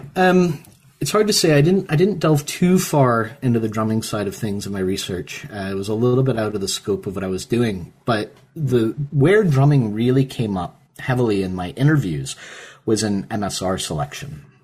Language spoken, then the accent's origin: English; Perrysburg, Ohio, United States; moved away; also born or lived in Pittsburgh, Pennsylvania; I'm obviously from the States. I, I was born in Pittsburgh. I grew up in Northwest Ohio in a town called Perrysburg.